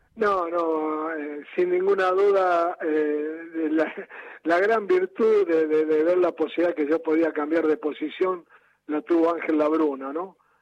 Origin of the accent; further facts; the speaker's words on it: Argentina; soy el jugador argentino que más goles tiene en Copa Libertadores